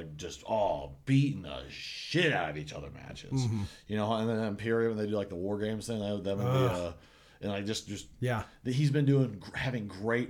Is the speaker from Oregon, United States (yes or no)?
no; Tennessee, United States; We're both from Tennessee.